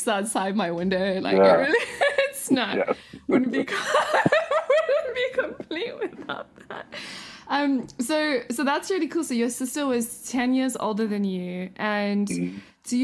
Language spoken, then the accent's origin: English; South Africa; moved away; I grew up in South Africa